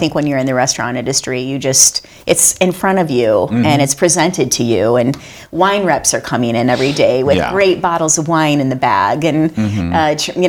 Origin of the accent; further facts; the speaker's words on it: Flint, Michigan, United States; I'm from Flint, Michigan, and I did not grow up eating well.